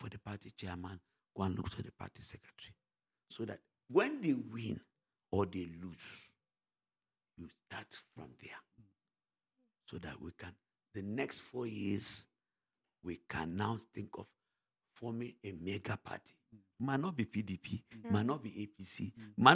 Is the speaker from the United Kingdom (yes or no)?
no; Wamba, Nasarawa, Nigeria; I'm from Wamba